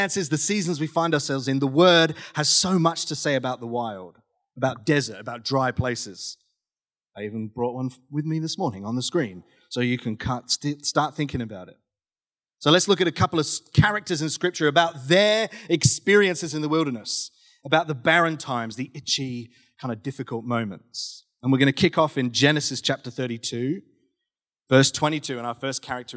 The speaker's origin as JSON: {"language": "English", "region": "South West England", "country": "United Kingdom", "tie": "born or raised there", "moved": "yes", "lives_now": "Australia", "said": "I grew up in the UK, grew up in southwest England"}